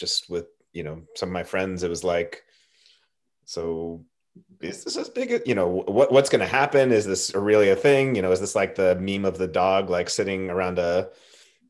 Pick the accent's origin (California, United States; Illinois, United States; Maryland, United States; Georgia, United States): California, United States; Southern; I grew up in Southern California